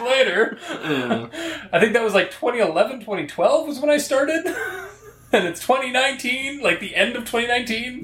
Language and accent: English; Canada; we're Canadian.